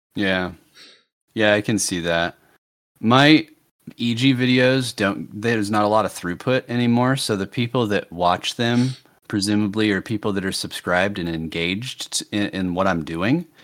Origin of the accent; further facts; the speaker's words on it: United States; speaking as an American